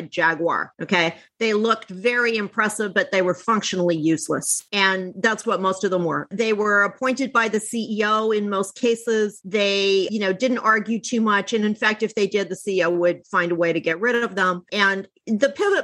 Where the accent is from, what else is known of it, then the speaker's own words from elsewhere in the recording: Canada; now in New York, United States; I'm Canadian originally, but I've lived in New York for over 20 years